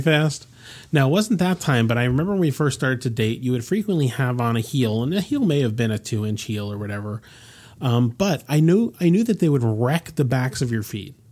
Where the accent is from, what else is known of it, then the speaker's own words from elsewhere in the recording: United States; I'm born in this country, I'm an American